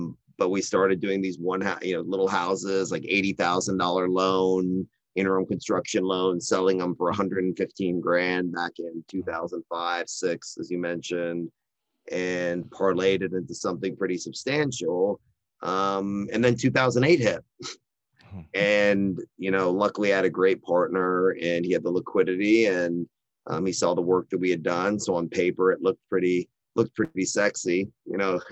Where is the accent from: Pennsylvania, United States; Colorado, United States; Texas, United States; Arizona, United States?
Texas, United States; Austin; also born or lived in Dallas / San Antonio; I'm very fortunate to be born and raised in Austin, Texas